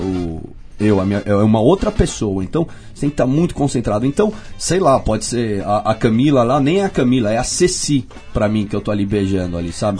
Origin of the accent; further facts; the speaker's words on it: São Paulo, Brazil; accent: paulistano; sou muito paulistano